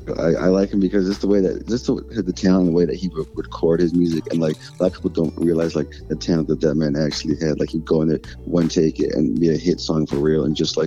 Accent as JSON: {"language": "English", "town": "Buffalo", "region": "New York", "country": "United States", "moved": "yes", "lives_now": "Charlotte, United States", "said": "I'm from Buffalo, New York."}